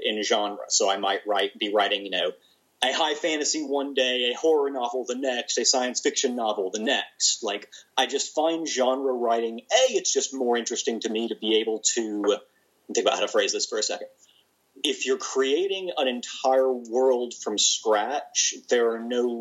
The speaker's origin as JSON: {"language": "English", "region": "the South", "country": "United States", "said": "I'm a Southerner"}